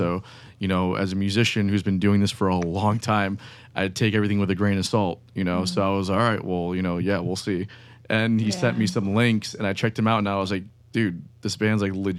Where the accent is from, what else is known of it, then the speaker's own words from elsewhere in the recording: Miami, Fort Lauderdale area, South Florida, United States; moved away as an adult; now in Jacksonville, United States; I'm from South Florida, Miami, Fort Lauderdale area.